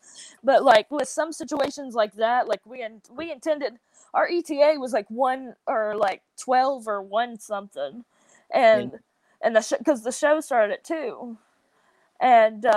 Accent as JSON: {"language": "English", "region": "the South", "country": "United States", "accent": "southern", "said": "my whole southern accent"}